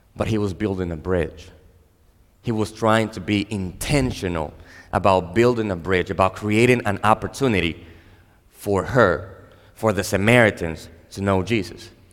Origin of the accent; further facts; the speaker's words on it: Dominican Republic; I am a Dominican. I was born and raised in the Dominican Republic